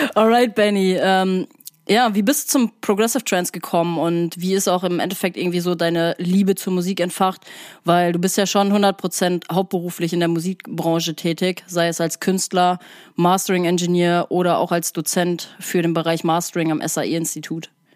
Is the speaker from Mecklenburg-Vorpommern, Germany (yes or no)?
no; Sauerland, North Rhine-Westphalia, Germany; now in Hamburg, Germany; ich komme ja auch aus dem Sauerland